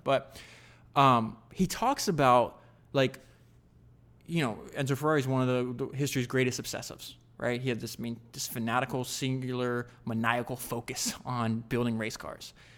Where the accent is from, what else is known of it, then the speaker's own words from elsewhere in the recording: United States; I grew up in America